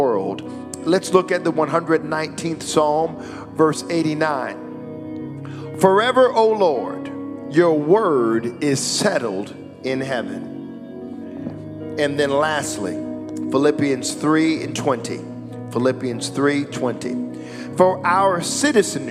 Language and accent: English; United States; I am an American citizen